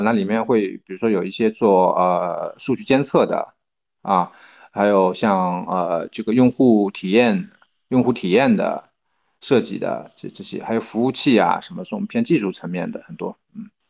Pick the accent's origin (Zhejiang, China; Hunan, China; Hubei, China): Zhejiang, China; Tongxiang; also born or lived in Beijing / Shanghai / Jilin; 它其实乌镇属于同乡，啊，所以它是非常典型的，呃，江南水乡的这么一个地方嗯，呃，然后，呃，它下面的一个，一个村，啊，然后这是我的，我的老家